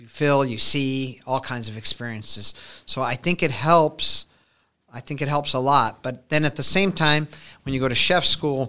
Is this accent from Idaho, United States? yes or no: no; Council Bluffs, Iowa, United States; now in Omaha, United States; So I grew up in Council Bluffs. And then as I got to be about 18, 19 years old, I came over to the Omaha store.